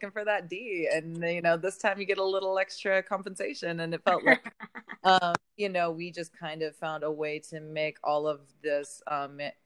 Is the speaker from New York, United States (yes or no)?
no; the Bay Area, California, United States; moved away; I'm originally from the Bay.